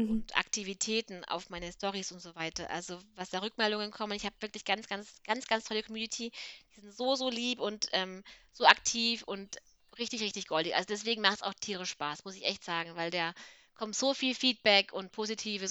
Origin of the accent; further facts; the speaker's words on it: Swabia, Germany; Ich bin ja Schwabe